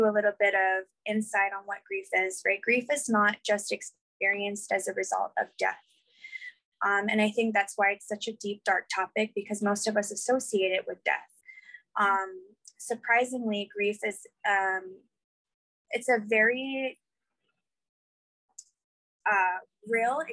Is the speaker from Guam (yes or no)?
yes; Guam; I was born and raised on Guam.